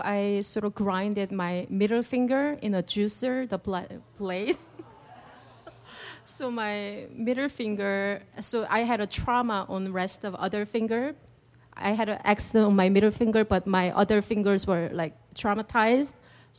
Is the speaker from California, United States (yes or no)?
yes; Long Beach, California, United States; Long Beach.